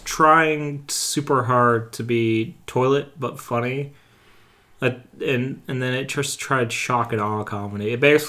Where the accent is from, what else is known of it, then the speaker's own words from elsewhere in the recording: New Hampshire, United States; I'm from New Hampshire